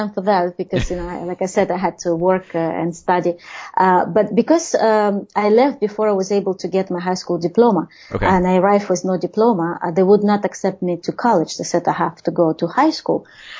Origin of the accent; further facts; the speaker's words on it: Russia; English is a second language; moved away; there were very, very few Russian immigrants at the time, and people were very surprised to hear that I am from Soviet Union or that I'm Russian